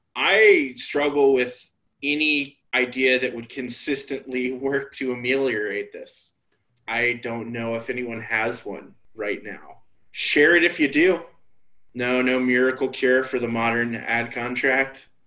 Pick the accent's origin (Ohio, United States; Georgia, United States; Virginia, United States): Georgia, United States; Atlanta; moved away as an adult; also born or lived in New York; I'm from Atlanta.